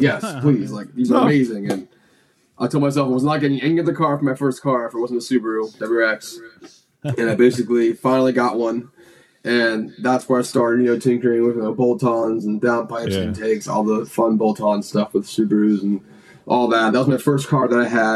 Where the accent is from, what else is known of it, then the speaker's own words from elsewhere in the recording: Clermont, Florida, United States; also born or lived in Alabama; now in Orlando, United States; I was living in Claremont. That's where Njuku is. And that's my hometown